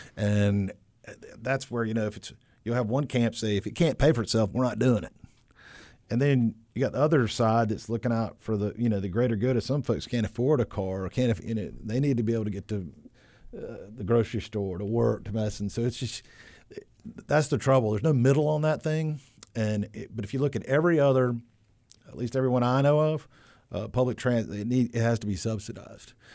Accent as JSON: {"language": "English", "town": "High Point", "region": "North Carolina", "country": "United States", "tie": "born or raised there", "moved": "yes", "lives_now": "Wilmington, United States", "said": "I grew up in the Piedmont."}